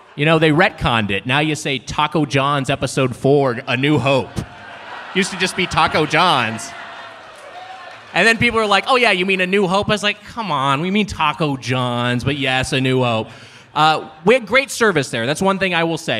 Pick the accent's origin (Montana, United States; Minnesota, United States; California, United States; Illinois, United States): California, United States; Southern; born and raised in Southern California, lived in LA County my entire life